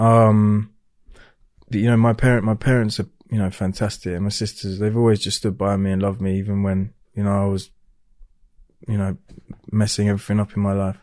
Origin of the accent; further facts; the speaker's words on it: Hertfordshire, East of England, United Kingdom; I was born down in Hertfordshire